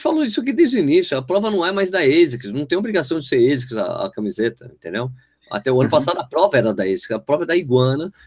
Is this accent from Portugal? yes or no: no; São Paulo, Brazil; now in Jundiaí, Brazil; eu sou de São Paulo